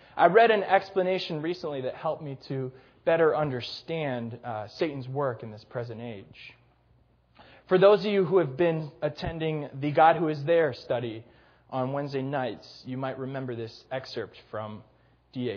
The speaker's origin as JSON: {"language": "English", "town": "Gurnee", "region": "Illinois", "country": "United States", "tie": "born or raised there", "said": "my hometown of Gurnee, Illinois"}